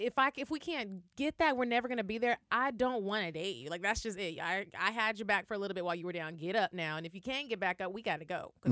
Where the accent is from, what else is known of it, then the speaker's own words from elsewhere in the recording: Arlington, Texas, United States; I'm from Arlington, Texas.